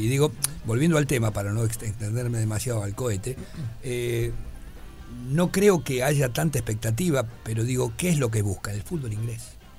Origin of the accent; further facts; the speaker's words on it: Buenos Aires, Argentina; also born or lived in Montevideo, Uruguay; yo me crié en Boedo